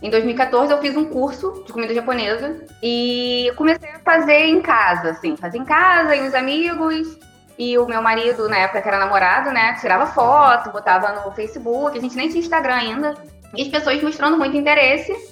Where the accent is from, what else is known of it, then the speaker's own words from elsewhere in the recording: São Gonçalo, Rio de Janeiro, Brazil; Sim, eu sou de São Gonçalo.